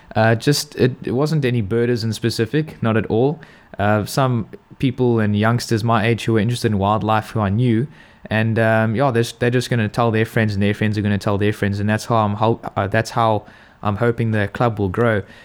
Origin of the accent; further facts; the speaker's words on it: George, Western Cape, South Africa; also born or lived in Durban; I was born in Durban, um, And, yeah, we grew up there until I was four years old, and then we moved down to, well, we kinda journeyed our way down to the Western Cape and settled here in George when I was just about four